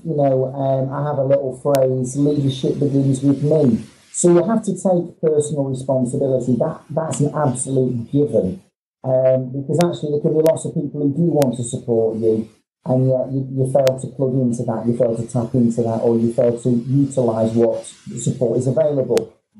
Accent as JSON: {"language": "English", "town": "Manchester", "region": "North West England", "country": "United Kingdom", "said": "Well, apart from being insulted that I'm a Mancunian, Craig, which I'll just have to shut up and move on about"}